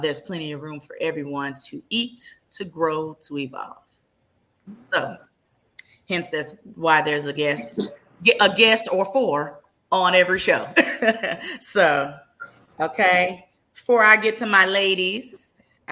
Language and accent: English; Dallas, Texas, United States; born and raised in Dallas, Texas